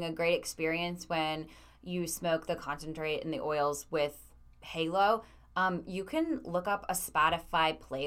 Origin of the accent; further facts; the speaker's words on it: Midwest, United States; growing up in the Midwest